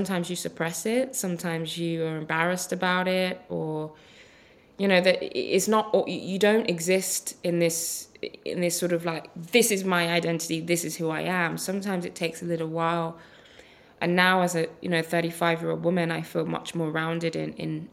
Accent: Birmingham, West Midlands, United Kingdom; my local estate in Kings Norton, Birmingham. And I grew up with a lot of boys in the local area.

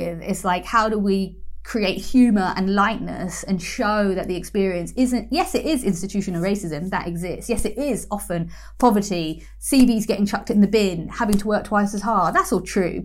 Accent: London, United Kingdom; I grew up in East London

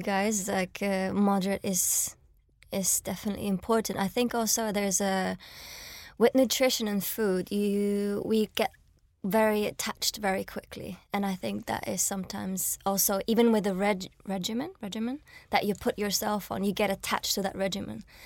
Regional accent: Switzerland; now in London, United Kingdom; I was born and raised in Switzerland and, like, came to London

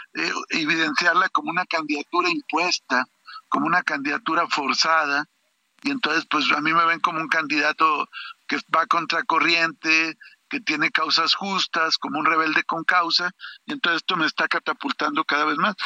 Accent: Torreón, Coahuila, Mexico; Yo soy nativo de Torreón, soy lagunero.

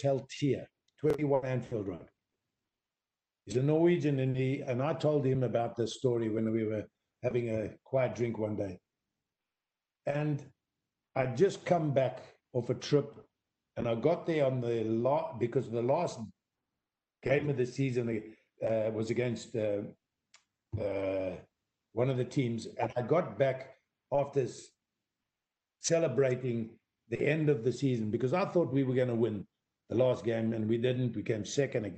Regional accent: South Africa; moved away as an adult; also born or lived in Durban / Vancouver / Liverpool; I was on a South African passport

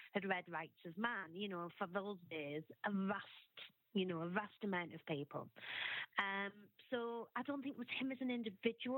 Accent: Sunderland, North East England, United Kingdom; moved away; I'm originally from Sunderland

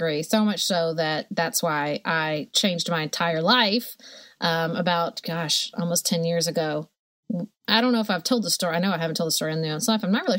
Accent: Paducah, Kentucky, United States; I loved the way I was raised in Paducah, surrounded by family and a community that really focuses on kids. And so I convinced my husband to move back to Paducah.

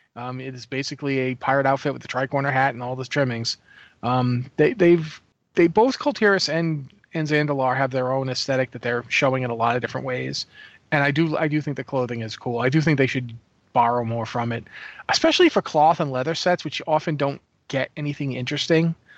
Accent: New England, United States; I grew up in New England

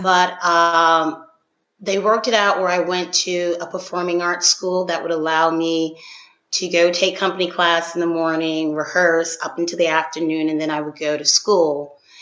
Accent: Philadelphia, Pennsylvania, United States; I'm from Philadelphia

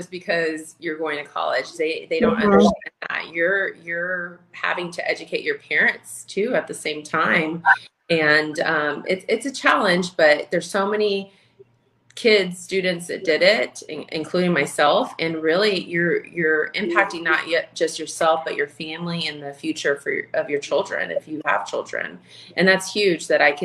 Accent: Houston, Texas, United States; moved away as an adult; now in Minnesota, United States; I was born and raised in Houston, Texas

